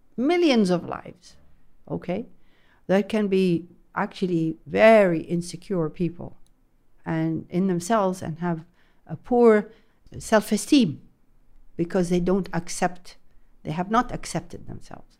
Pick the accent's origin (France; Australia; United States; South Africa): France; now in Jeddah, Saudi Arabia; I grew up in France